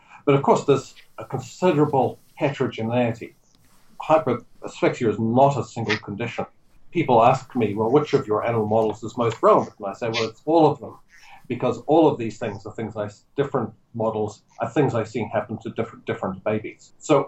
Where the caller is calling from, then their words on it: Auckland, New Zealand; I'm calling you from Auckland today.